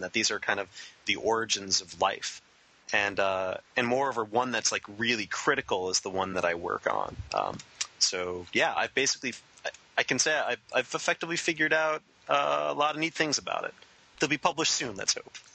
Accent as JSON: {"language": "English", "area": "Long Island", "region": "New York", "country": "United States", "said": "I'm from Long Island"}